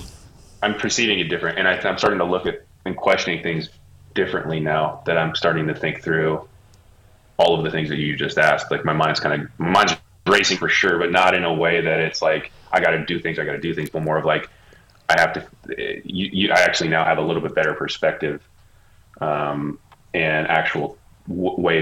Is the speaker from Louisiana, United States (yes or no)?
no; Bay Area, California, United States; moved away as an adult; now in Los Angeles, United States; I'm from the Bay Area. I grew up there, and I lived there pretty much my whole entire life. And I moved down to LA about 15 years ago